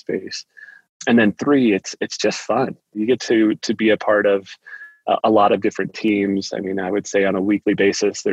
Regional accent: Cincinnati, Ohio, United States; moved away as an adult; now in Colorado, United States; My wife and I were both born and raised in Cincinnati

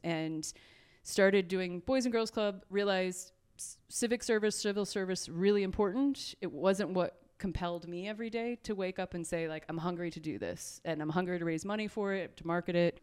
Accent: Edwardsburg, Michigan, United States; also born or lived in Grand Rapids, Michigan; I was born in Grand Rapids, Michigan, and then a job, my father s, was working for Ameritech, uh, which existed at that time, and that drew us down to South Bend area. And so we most of my childhood was spent in Edwardsburg

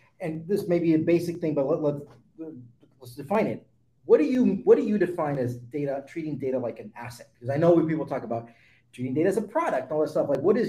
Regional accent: San Jose, California, United States; moved away; also born or lived in Texas; I'm actually originally from San Jose.

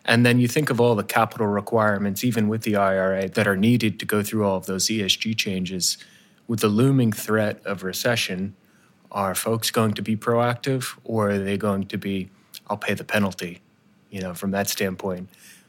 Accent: New Jersey, United States; I'm from New Jersey

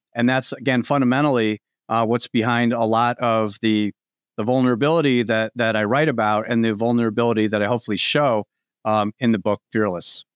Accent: Chicago, Illinois, United States; moved away as an adult; now in Indianapolis, United States; I'm a Chicago guy. I came, I came down to Indianapolis from Chicago

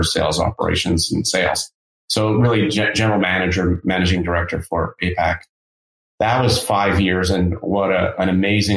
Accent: Canada; I'm Canadian, born and raised

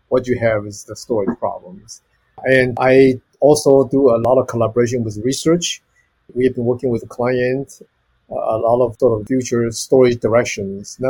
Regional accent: Taiwan; moved away as an adult; also born or lived in Arizona, United States; originally I come from Taiwan and I went to University of Arizona

